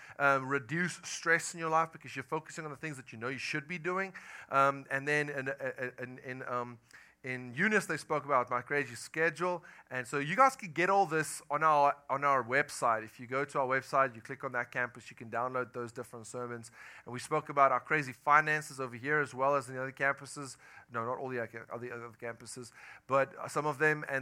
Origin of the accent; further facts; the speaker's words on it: South Africa; accent: Afrikaner; moved away as an adult; now in United States; I am from South Africa. I moved here about 10 months ago with my family